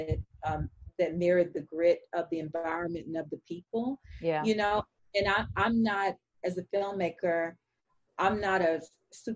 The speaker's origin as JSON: {"language": "English", "town": "Fort Worth", "region": "Texas", "country": "United States", "tie": "born or raised there", "said": "I grew up in Black Texas that defined me in its own way"}